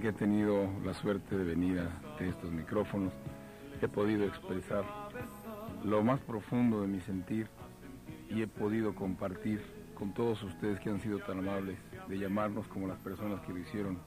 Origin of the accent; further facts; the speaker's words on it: Mexico; como decimos allá en México